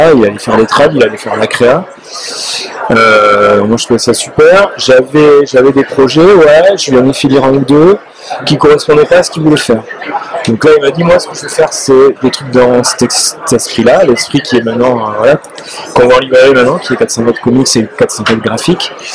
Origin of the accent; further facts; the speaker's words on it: France; moi en tant que Français